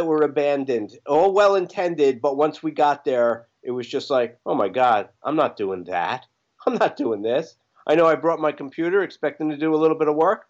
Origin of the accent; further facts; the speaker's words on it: New York, United States; now in Apex, United States; Being from New York